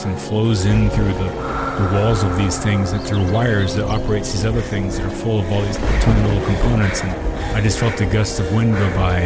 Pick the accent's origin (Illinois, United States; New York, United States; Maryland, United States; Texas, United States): Texas, United States; Austin; Growing up in Austin